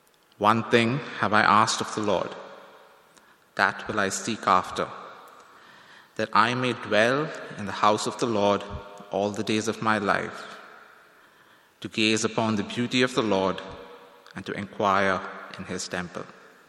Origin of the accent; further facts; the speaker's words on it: India; moved away as an adult; now in Toronto, Canada; Now, when I came to Toronto from India almost 4 years ago to study here at Tyndale